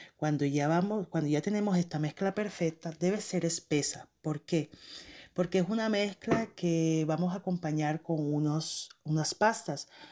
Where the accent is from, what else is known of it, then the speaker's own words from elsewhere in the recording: Barranquilla, Atlántico, Colombia; now in Montreal, Canada; soy una barranquillera radicada en Montreal, Canadá